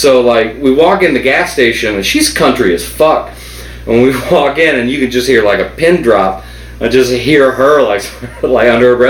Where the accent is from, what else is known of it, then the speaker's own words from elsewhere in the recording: West Virginia, United States; moved away; growing up in West Virginia